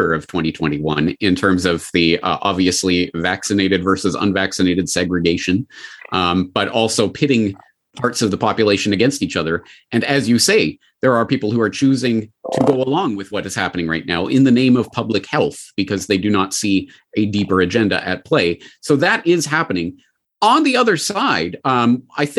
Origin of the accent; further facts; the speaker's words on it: Calgary, Alberta, Canada; my hometown of Calgary